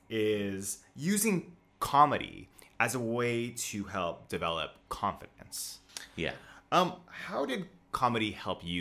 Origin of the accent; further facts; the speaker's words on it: Wells-next-the-Sea, East of England, United Kingdom; moved away as an adult; now in Beijing, China; I grew up in Norfolk in the UK.